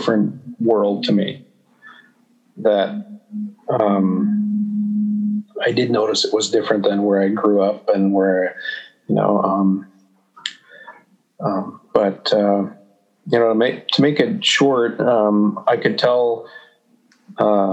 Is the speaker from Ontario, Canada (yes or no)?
no; Saskatoon, Saskatchewan, Canada; moved away as an adult; We grew up in Saskatoon in the city